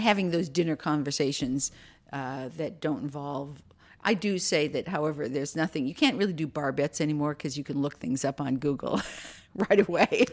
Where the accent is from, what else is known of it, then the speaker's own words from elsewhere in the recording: Minneapolis, Minnesota, United States; now in Virginia, United States; I grew up in Minneapolis